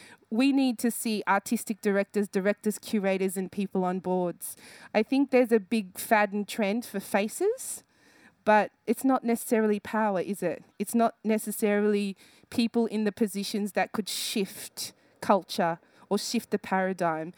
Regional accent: Sydney, New South Wales, Australia; born or raised there

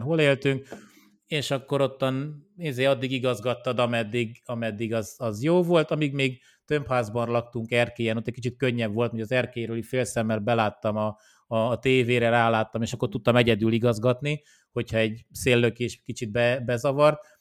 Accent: Oradea, Bihor County, Romania; now in Hungary; én Romániában nőttem fel, tehát én nem, nem itt születtem, hanem Romániában Nagyváradon ö, születtem

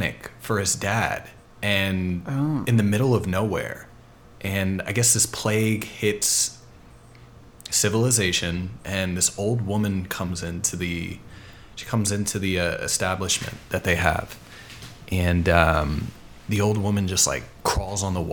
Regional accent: Poughkeepsie, New York, United States; now in Brooklyn, United States; I spent the first 14 years of my life in upstate New York, and moved here about a decade ago. So I'm a Brooklyn boy for a decade.

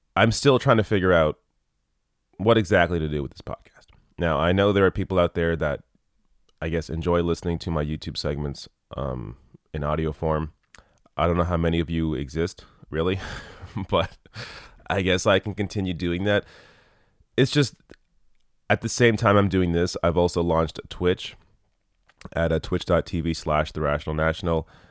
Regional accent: Canada; I'm Canadian.

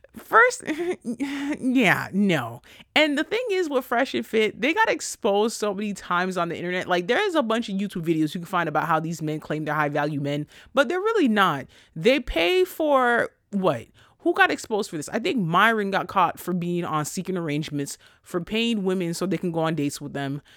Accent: New York, United States; I'm from New York

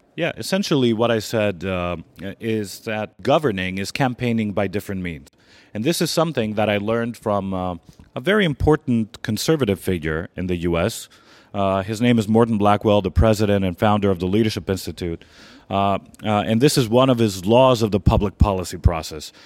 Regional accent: Greece; moved away; also born or lived in Washington; I'm gonna have to go back to my home country

